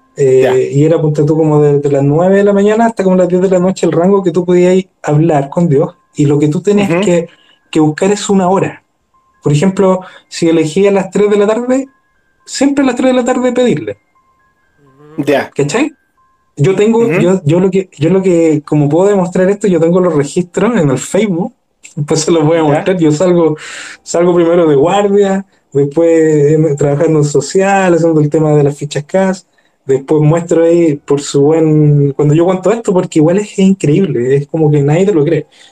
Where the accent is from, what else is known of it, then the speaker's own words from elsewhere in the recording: Maipú, Santiago Metropolitan Region, Chile; also born or lived in Spain; yo soy de Maipú